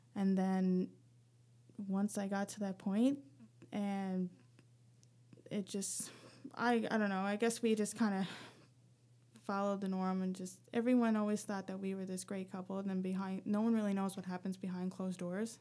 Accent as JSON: {"language": "English", "area": "rural Newfoundland", "region": "Newfoundland and Labrador", "country": "Canada", "tie": "born or raised there", "moved": "as an adult", "lives_now": "Halifax, Canada", "said": "growing up in Newfoundland"}